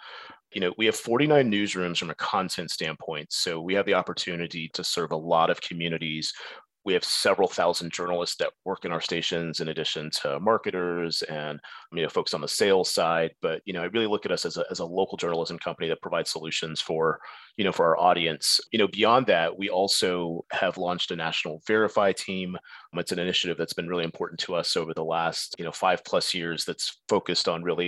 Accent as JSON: {"language": "English", "town": "San Antonio", "region": "Texas", "country": "United States", "tie": "born or raised there", "said": "that part-time job led to my first job as a newscast producer in my hometown of San Antonio"}